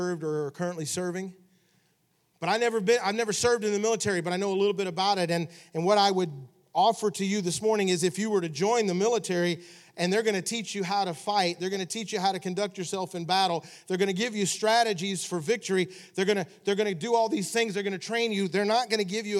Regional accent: Memphis, Tennessee, United States; I grew up in Memphis, Tennessee

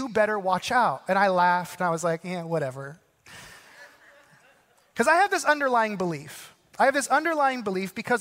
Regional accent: Arizona, United States; I grew up in Arizona

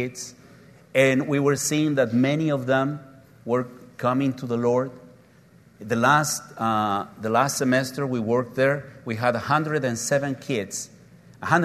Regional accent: Oaxaca, Mexico; My hometown is Oaxaca, and we're very proud because we make clay pots out of black clay

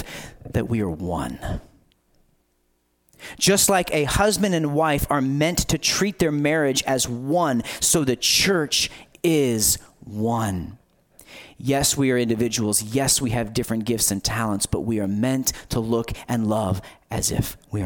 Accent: United States

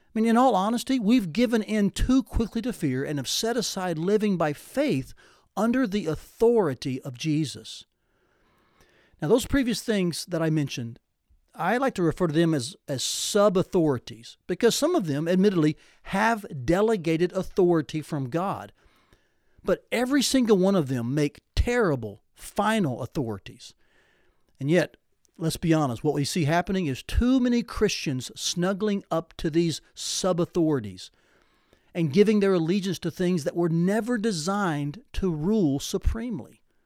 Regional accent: Tennessee, United States; growing up in Tennessee

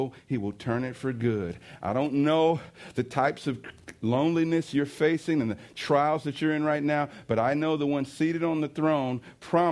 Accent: East St. Louis, Illinois, United States; I was riding down, you know, State Street in East St. Louis. It's my hometown.

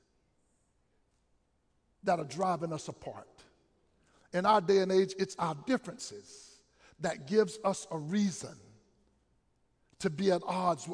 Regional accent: Wilmington, United States; I grew up understanding that in the Wilmington area, the radio station would say, we are men with music and not boys with noise

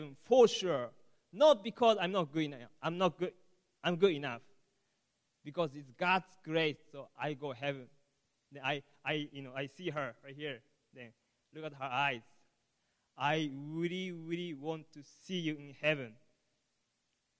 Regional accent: Japan; English is a second language; moved away; I'm from Japan, so sorry about my English

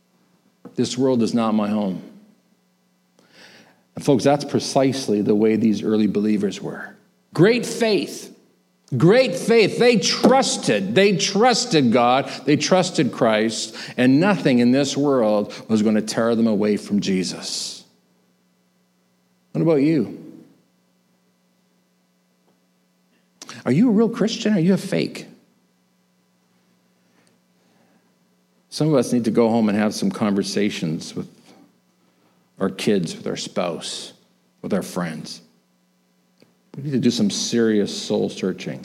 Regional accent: Canada; I was born in Canada

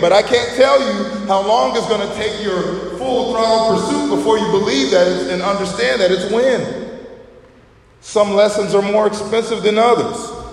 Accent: Chicago, Illinois, United States; we're from Chicago

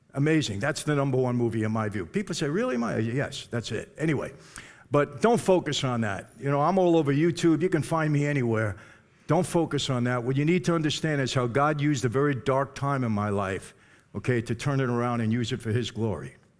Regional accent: New York, United States; I grew up in New York where there are five organized crime families.

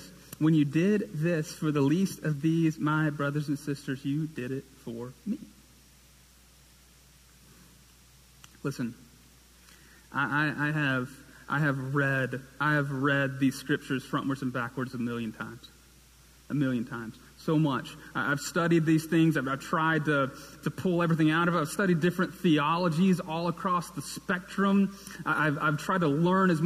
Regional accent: Fort Payne, Alabama, United States; also born or lived in Birmingham, Alabama; now in Hoover, United States; I moved from Fort Payne, Alabama, in northeast corner of the state

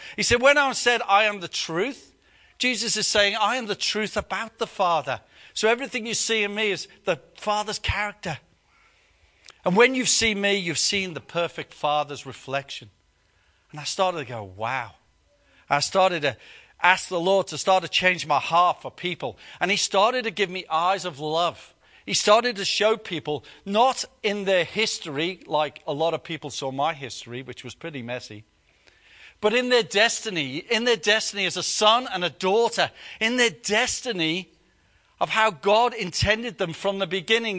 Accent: United Kingdom; we're British

